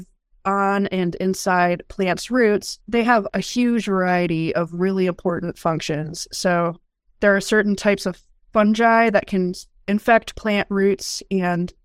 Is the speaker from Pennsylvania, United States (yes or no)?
no; Michigan, United States; moved away as an adult; also born or lived in North Carolina; now in Kansas, United States; I grew up in Michigan